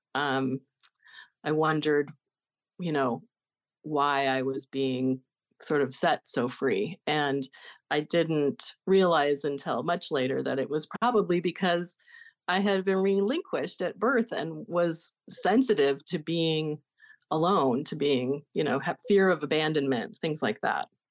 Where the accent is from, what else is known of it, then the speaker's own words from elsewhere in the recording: Denver, Colorado, United States; I was born in Denver in nineteen sixty-seven, placed in foster care when I was one day old, and adopted by another family three weeks later.